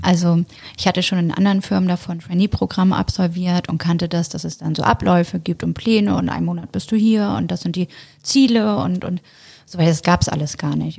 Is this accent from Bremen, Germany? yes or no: yes; Bremen, Germany; moved away as an adult; now in Hamburg, Germany; Ich ähm, bin ursprünglich gebürtige Bremerin